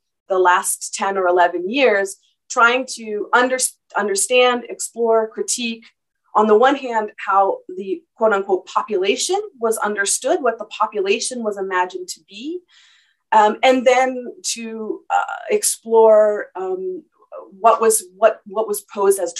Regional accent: Toronto, Ontario, Canada; moved away as an adult; also born or lived in Hamburg, Germany; now in Winnipeg, Canada; I'm from Toronto

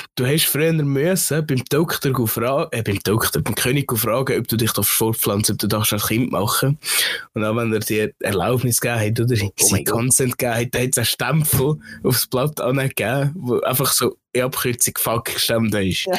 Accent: Switzerland; bei uns in der Schweiz, wo einer viel äh, Völkergruppen beieinander sind

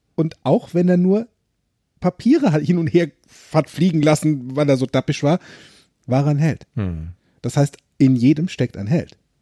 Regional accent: Limburg an der Lahn, Hesse, Germany; von Limburg damals, wo ich gewohnt habe, wo ich groß geworden bin

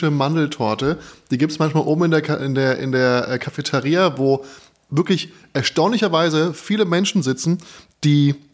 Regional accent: Berlin, Germany; ich komme komm ja auch aus Wedding.

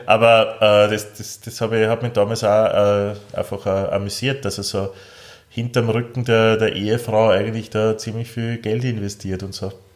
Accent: Austria; als Österreicher

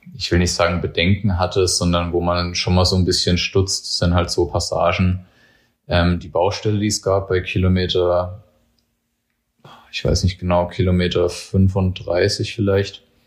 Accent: Germany; ich bin an der Grenze zum Odenwald sozusagen aufgewachsen

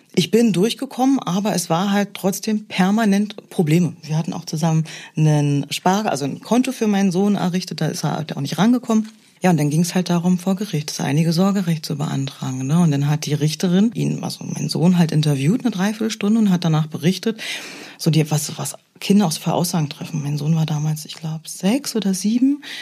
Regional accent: East Germany, Germany; ich bin ein Kind des Ostens.

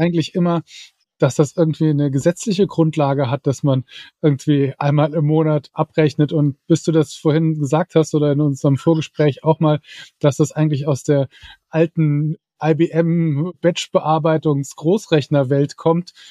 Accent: Saarland, Germany; ich bin ja Saarländer

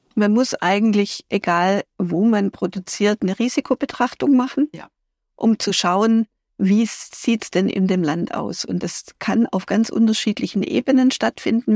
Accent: Germany; Wir sind Deutsche

